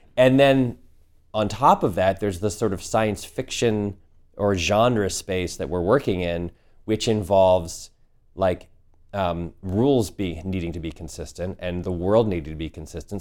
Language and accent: English; the Northeast, New England, United States; Sturbridge village where I grew up in the Northeast